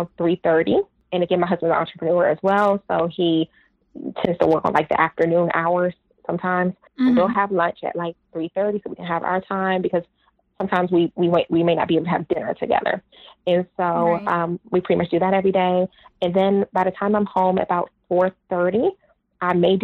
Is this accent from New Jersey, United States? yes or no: no; Washington, District of Columbia, United States; moved away as an adult; also born or lived in Atlanta, Georgia; I danced at the Kennedy Center because I'm from Washington, D.C.